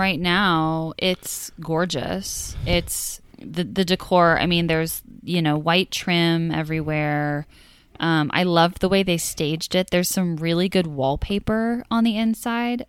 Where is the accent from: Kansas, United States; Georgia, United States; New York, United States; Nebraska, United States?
Nebraska, United States; Omaha; my hometown was in Omaha